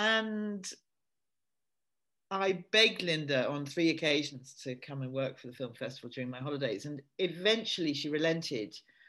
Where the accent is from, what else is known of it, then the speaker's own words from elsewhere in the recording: near Edinburgh, Scotland, United Kingdom; moved away as an adult; also born or lived in London; I grew up in Scotland and quite near Edinburgh, and I was a huge film fan from early days. And although I went to university in London, but in the holidays, I'd be back up in Edinburgh.